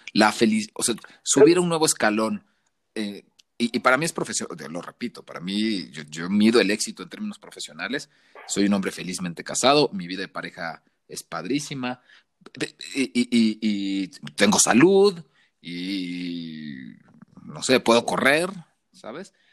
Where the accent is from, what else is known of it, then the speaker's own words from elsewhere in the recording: Tabasco, Mexico; moved away as an adult; now in Mexico City, Mexico; yo soy de Tabasco